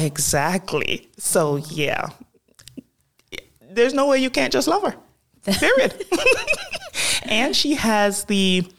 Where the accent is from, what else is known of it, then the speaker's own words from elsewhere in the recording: Jamaica; This is growing up primarily in Jamaica, correct.